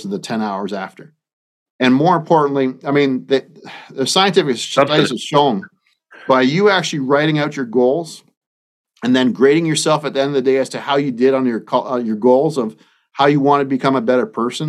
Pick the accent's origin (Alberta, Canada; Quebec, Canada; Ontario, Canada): Ontario, Canada; Bobcaygeon; now in Iowa, United States; I live 1,000 miles away from my hometown of Bob Cage in Ontario, Canada. I live in Iowa now